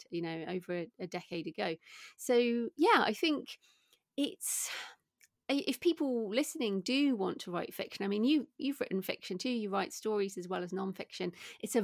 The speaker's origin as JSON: {"language": "English", "country": "United Kingdom", "also_born_or_lived": "Bath, England", "said": "as people can probably hear from my accent, I'm British"}